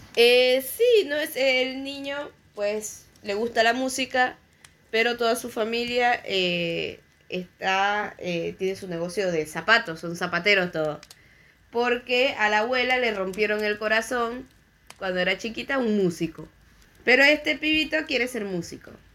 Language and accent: Spanish; Venezuela; que sea venezolano